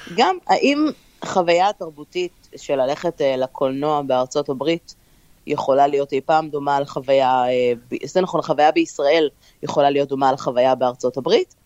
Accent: Israel; also born or lived in New Jersey / New York area; now in New Jersey, United States; אנחנו ישראלים

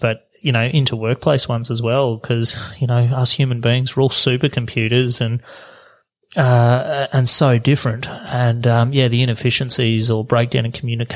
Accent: Charters Towers, Queensland, Australia; up north in Charter Stairs

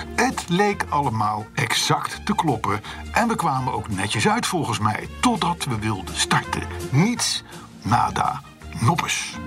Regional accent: Netherlands; als Hollanders

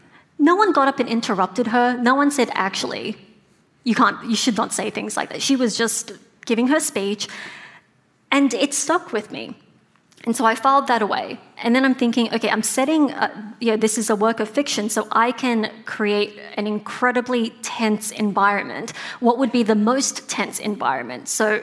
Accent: Sydney, New South Wales, Australia; moved away as an adult; now in Brooklyn, United States; I'm from like Fairfield, Cabramatta.

